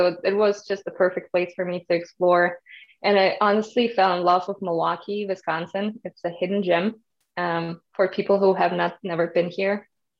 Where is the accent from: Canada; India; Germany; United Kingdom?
Germany; moved away as an adult; also born or lived in Kazakhstan; now in United States; The short answer is always I'm from Germany, but the longer story is I was actually born in Kazakhstan and moved to Germany when I was 10 years old with my family.